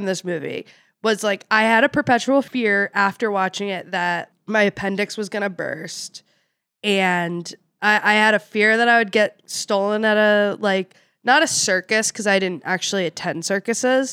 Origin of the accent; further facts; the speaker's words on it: Philadelphia, Pennsylvania, United States; I'm from Philly.